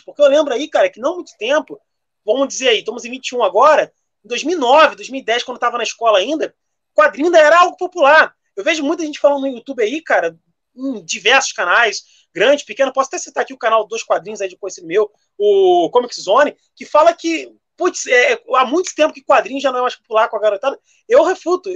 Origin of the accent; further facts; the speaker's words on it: Brazil; eu como brasileiro falo, nós brasileiros temos